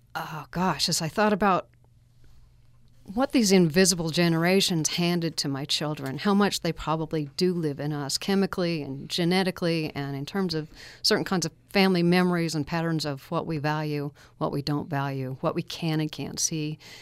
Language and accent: English; Alpine, Utah, United States; I grew up in Alpine